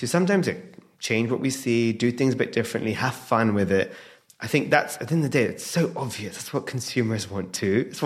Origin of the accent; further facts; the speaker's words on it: London, United Kingdom; I'm obviously born and raised in London